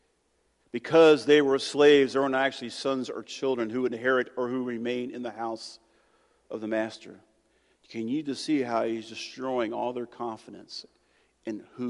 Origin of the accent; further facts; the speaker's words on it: United States; as an American